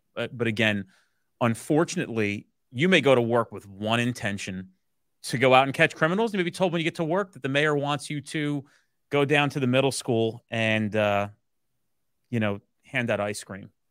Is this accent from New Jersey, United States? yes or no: yes; New Jersey, United States; I'm a New Jersey based boy who grew up here, uh, has no intention of leaving here